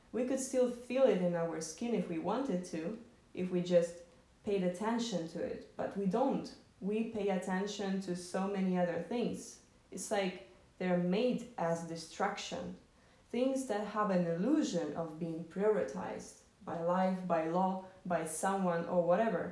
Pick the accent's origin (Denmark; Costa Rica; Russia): Russia; Moscow; I grew up in Moscow, which already created a certain prism of my perception of the world